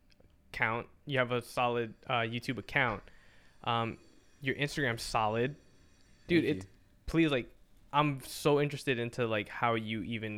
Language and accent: English; Bergen County, New Jersey, United States; I'm from Jersey.